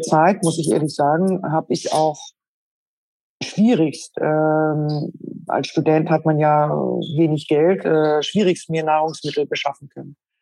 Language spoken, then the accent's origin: German; Schleswig-Holstein, Germany; moved away; also born or lived in Berlin; Ich selbst bin geboren in Schleswig-Holstein, äh, eher landwirtschaftlich geprägt